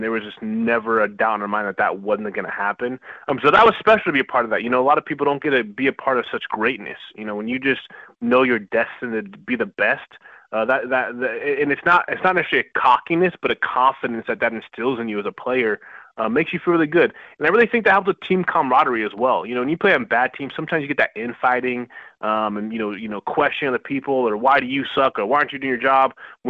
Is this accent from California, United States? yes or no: no; Seattle, Washington, United States; I was coming from Seattle. It's kind of, you know, it's pretty, you know, pretty temperate here. We don't get too cold, don't get too hot.